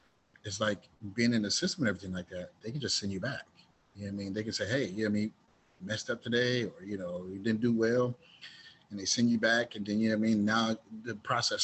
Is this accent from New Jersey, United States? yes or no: no; Dayton, Ohio, United States; originally I was raised in Dayton, Ohio